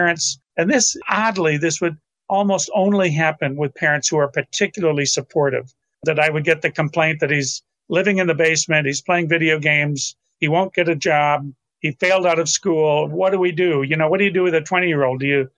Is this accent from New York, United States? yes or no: yes; Rochester, New York, United States; Rochester, New York.